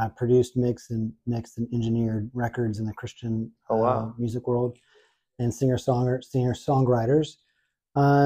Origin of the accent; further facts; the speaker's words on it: Houston, Texas, United States; also born or lived in Oxford, Mississippi; now in Nashville, United States; I'm from Houston, Texas originally